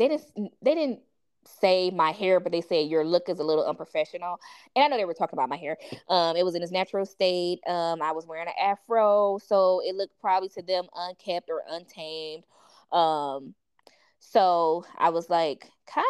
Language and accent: English; East Cleveland, Ohio, United States; I grew up in East Cleveland, so it was majority African Americans.